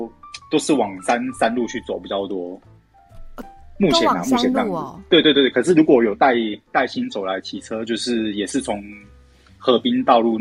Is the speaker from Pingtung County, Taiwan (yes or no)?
no; Kaohsiung, Taiwan; 对对，我高雄，我高雄人。